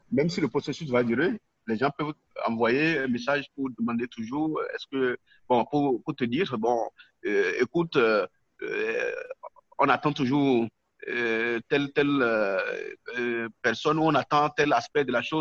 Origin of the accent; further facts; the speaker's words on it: Benin; first language Nago; French is a second language; dans ma langue, moi je suis Nago, du Bénin.